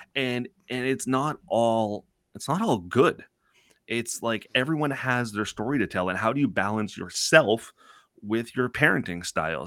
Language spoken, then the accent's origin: English; Toronto, Ontario, Canada; growing up in Scarborough